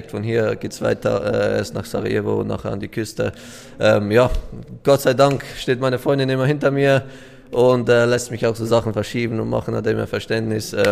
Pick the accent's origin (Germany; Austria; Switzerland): Switzerland; ich komme aus der Schweiz, wo wir sehr Französisch reden. Ich selber eigentlich nicht, aber ich höre es mega gerne.